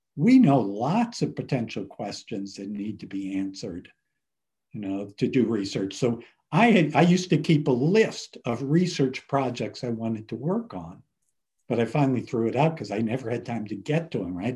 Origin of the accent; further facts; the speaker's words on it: Cleveland, Ohio, United States; moved away; I grew up in Ohio, Cleveland, Ohio